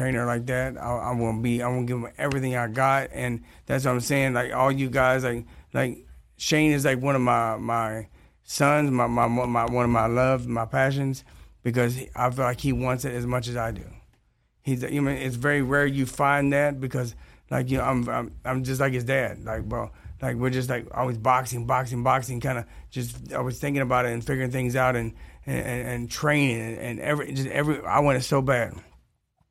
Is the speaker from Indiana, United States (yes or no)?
no; Detroit, Michigan, United States; also born or lived in Kentucky; I was born in Kentucky, raised in Detroit